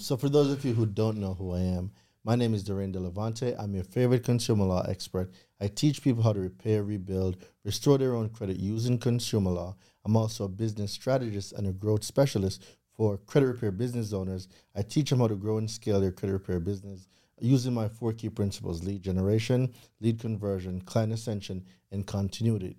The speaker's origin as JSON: {"language": "English", "country": "Jamaica", "tie": "born or raised there", "moved": "as an adult", "lives_now": "United States", "said": "I'm a real island boy, yard man, straight from Jamaica. Um, grew up in Jamaica for twenty years"}